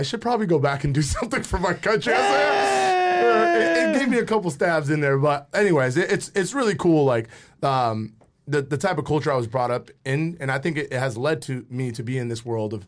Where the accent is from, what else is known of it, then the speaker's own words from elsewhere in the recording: Dominican Republic; I was born in the Dominican Republic